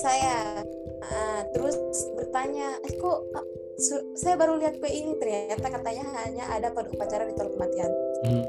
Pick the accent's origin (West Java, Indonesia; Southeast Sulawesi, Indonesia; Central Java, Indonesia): Southeast Sulawesi, Indonesia; Muna, Kontunaga; now in Kendari, Indonesia; Saya dari Muna, Muna Kontunaga